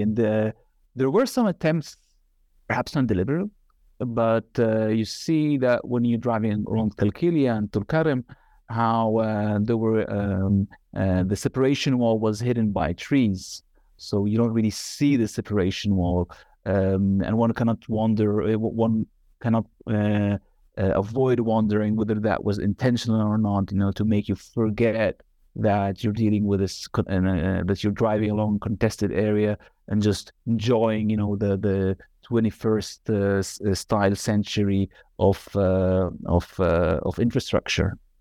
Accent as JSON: {"language": "English", "town": "Nazareth", "region": "Northern District", "country": "Israel", "tie": "born or raised there", "also_born_or_lived": "Northern Galilee / Haifa / Tel Aviv", "moved": "as an adult", "lives_now": "Amsterdam, Netherlands", "said": "I was born in Galilee, Northern Galilee, and, uh, was raised in Nazareth, then, uh, also a little bit in Haifa"}